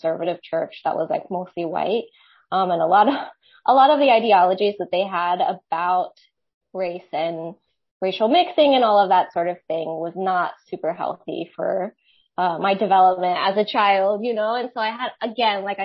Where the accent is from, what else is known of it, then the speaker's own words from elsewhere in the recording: Maryland, United States; moved away as an adult; now in Santa Barbara, United States; I grew up in Maryland